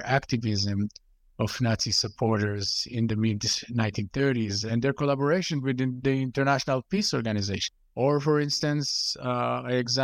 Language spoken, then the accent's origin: English; Israel; I grew up in Israel, and going through the Israeli education system